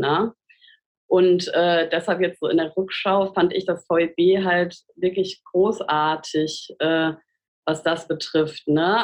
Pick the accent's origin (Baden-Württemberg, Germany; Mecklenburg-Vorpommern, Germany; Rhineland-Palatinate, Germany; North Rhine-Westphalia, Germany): North Rhine-Westphalia, Germany; Siegen; moved away as an adult; now in Cologne, Germany; ich bin ja in Siegen aufgewachsen